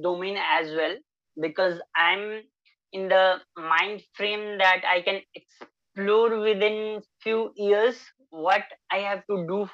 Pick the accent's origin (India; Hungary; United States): India; Kolua, Bihar; also born or lived in Bettiah, Bihar; I hail from West Champaran, Bihar. There is a small village, Kolua. So I spent most of my time there